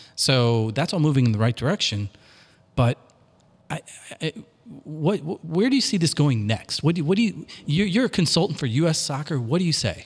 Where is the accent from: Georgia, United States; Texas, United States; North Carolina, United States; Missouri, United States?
Missouri, United States; Washington; growing up in Washington, Missouri, in a Southern Baptist household